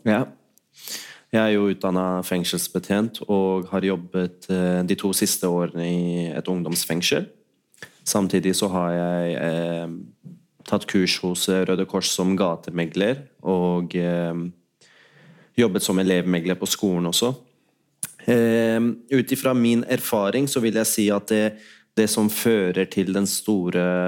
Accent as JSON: {"language": "Norwegian", "region": "Oslo", "country": "Norway", "tie": "born or raised there", "also_born_or_lived": "Pakistan", "said": "Jeg har jo selv vokst opp ja, på Holmlia"}